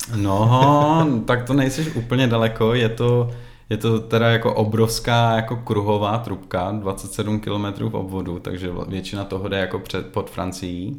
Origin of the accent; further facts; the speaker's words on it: Czechia; moved away as an adult; also born or lived in Prague; now in Sweden; jako Čech